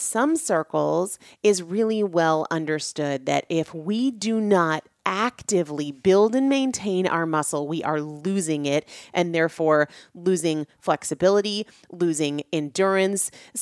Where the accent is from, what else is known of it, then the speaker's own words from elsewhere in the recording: New Hampshire, United States; moved away as an adult; also born or lived in Washington, D.C. / North Carolina / Natick, Massachusetts; I grew up in New England. I grew up in New Hampshire.